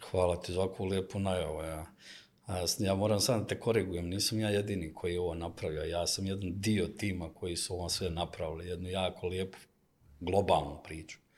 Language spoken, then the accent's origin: Croatian; Sarajevo, Federation of Bosnia and Herzegovina, Bosnia & Herzegovina; now in Belgrade, Serbia; Mislim, i ja sam iz Sarajeva, mi smo svi od ozdo i igrom slučaja u onom nesretnim ratovima smo razbacane svuda po svijetu, tako sam ja završio u Beogradu